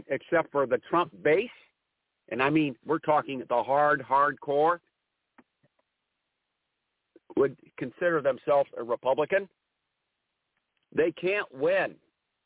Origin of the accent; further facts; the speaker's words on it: Ohio, United States; My home state is Ohio